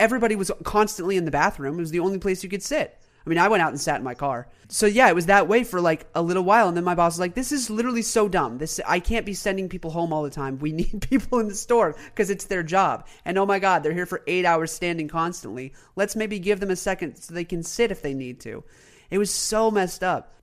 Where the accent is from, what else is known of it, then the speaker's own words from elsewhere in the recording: North Carolina, United States; my home state